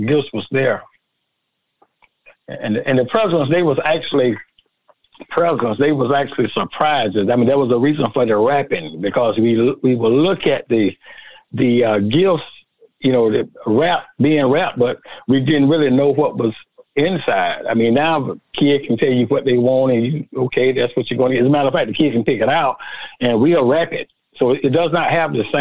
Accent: Willacoochee, Georgia, United States; here in my hometown, Willacoochee

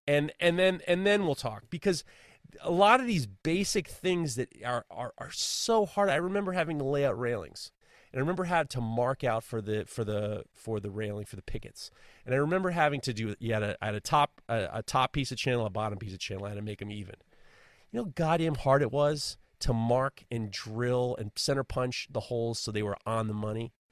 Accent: New York City, New York, United States; I grew up in New York City during the seventy, the eighties, seventies and eighties

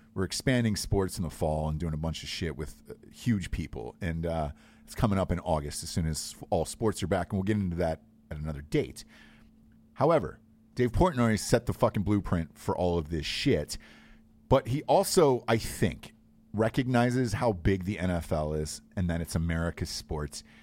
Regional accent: Georgia, United States; moved away; I was from Georgia

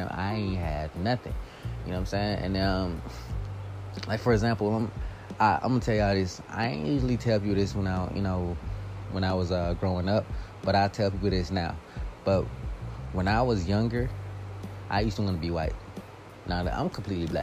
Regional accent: United States; I'm from here. I was born here.

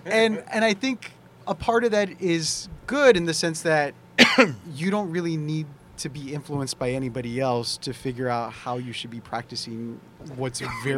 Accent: Eagle Pass, Texas, United States; So I grew up on the Texas-Mexico border. I grew up in a small town called Eagle Pass. It's about 2 hours south of San Antonio.

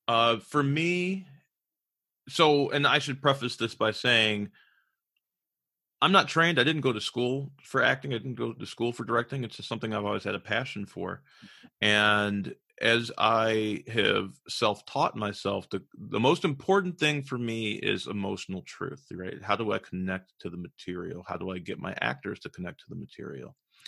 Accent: California, United States; also born or lived in Chicago; So I actually grew up between Chicago and California. I was born in California, and then we moved to Chicago, and we went kind of back and forth between Chicago and California.

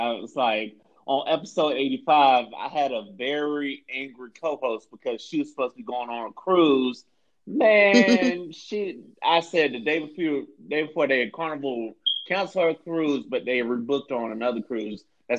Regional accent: Florida, United States; Florida, my home state

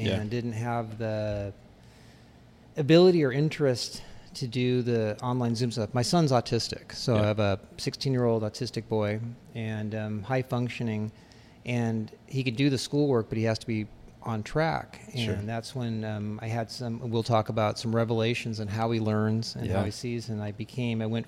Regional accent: Los Angeles, California, United States; Born and raised in Hollywood

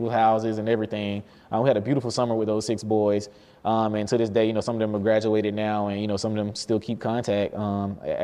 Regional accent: Albany, Georgia, United States; I'm from Albany, Georgia.

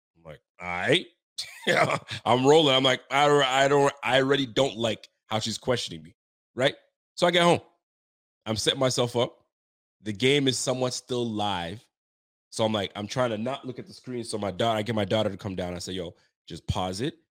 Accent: Ontario, Canada; I'm from Ontario.

